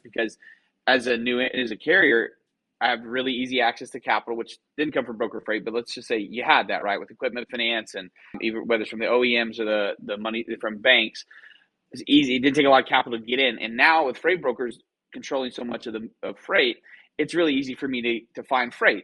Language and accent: English; Clinton, Oklahoma, United States; moved away as an adult; also born or lived in Waco, Texas / Dallas, Texas / New York; I grew up in a small town in western Oklahoma on I 40 called Clinton, Oklahoma, town about 6,000 people